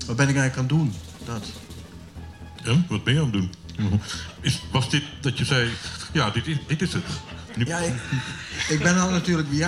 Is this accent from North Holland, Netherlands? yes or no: no; Valkenburg, Limburg, Netherlands; Ik kom uit Valkenburg. Hè. Ik ben eigenlijk een halve Nederlander, want Limburgers zijn natuurlijk eigenlijk halve Belgen.